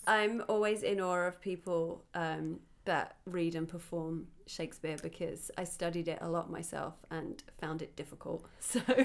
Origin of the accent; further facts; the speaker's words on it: United Kingdom; now in Los Angeles, United States; I'm a British T V host, actor and comedian living in L